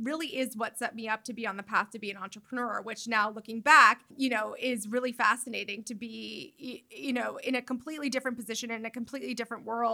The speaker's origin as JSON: {"language": "English", "region": "New York", "country": "United States", "moved": "as an adult", "lives_now": "Los Angeles, United States", "said": "I live in New York. I'm a New Yorker. Like, this is who I am"}